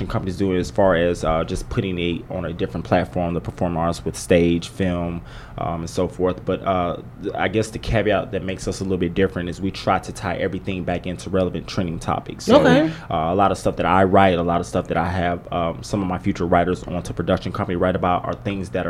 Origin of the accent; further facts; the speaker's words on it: Hawaii, United States; now in Dallas, United States; I am a Hawaiian native